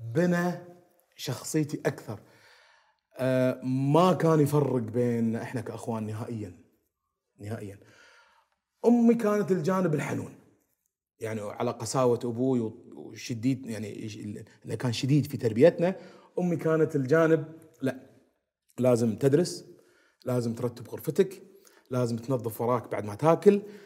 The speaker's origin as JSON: {"language": "Arabic", "country": "Kuwait", "tie": "born or raised there", "said": "احنا تعودنا عليها وربينا فيها بالكويت"}